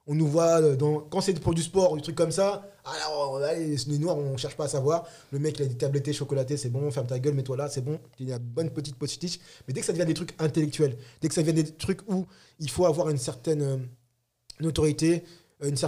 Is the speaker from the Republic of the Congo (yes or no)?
yes; Republic of the Congo; moi par exemple, je suis Congo, Congo Brazza